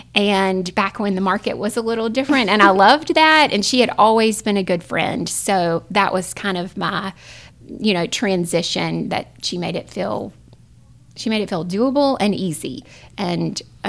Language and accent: English; Scotland Neck, North Carolina, United States; also born or lived in Raleigh, North Carolina; now in Rocky Mount, United States; So I grew up in Eastern North Carolina, but not in Rocky Mount. I grew up right outside of Scotland Neck. For everybody that knows, that's the largest town in North Carolina without a stoplight.